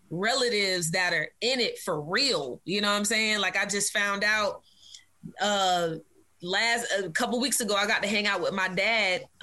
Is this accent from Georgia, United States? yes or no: no; Virginia, United States; there were a few places we we bounced around to, um, but we settled in, in Virginia. And uh, child, my growing up in Virginia was cool though